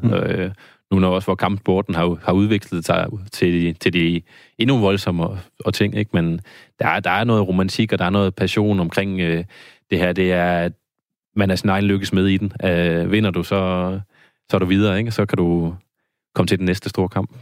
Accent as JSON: {"language": "Danish", "town": "Randers", "region": "Central Denmark Region", "country": "Denmark", "said": "nu er jeg fra Randers."}